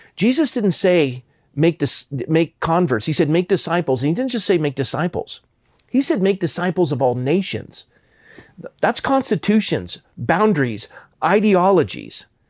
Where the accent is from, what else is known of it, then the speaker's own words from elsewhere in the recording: Coronado, California, United States; I grew up in Coronado, California, which is a Navy town